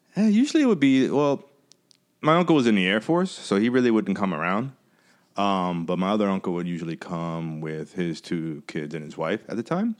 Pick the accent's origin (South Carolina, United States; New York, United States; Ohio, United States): New York, United States; growing up in New York